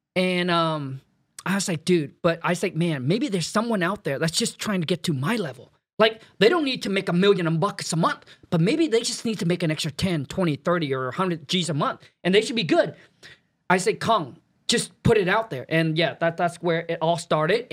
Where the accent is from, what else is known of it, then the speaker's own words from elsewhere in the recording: Vietnam; now in United States; I was born in Vietnam, raised up in a mud hut, super poor